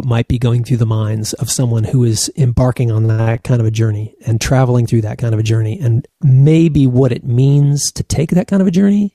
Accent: Berkeley, California, United States; my brothers and sisters and I grew up in Berkeley, California

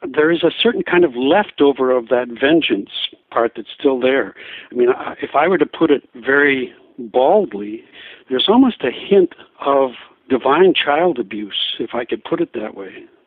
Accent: Diocese of La Crosse, Wisconsin, United States; moved away as an adult; also born or lived in Seattle; I'm from the Diocese of La Crosse

